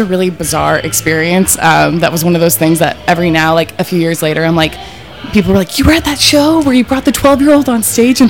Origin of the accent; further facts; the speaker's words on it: Oregon, United States; moved away as an adult; now in San Francisco, United States; I'm from Oregon originally, but I live here in the city.